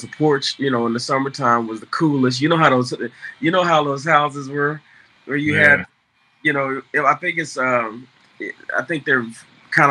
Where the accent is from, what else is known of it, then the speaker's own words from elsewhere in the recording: Fort Worth, Texas, United States; Fort Worth, Texas. Born and raised Fort Worth, Texas.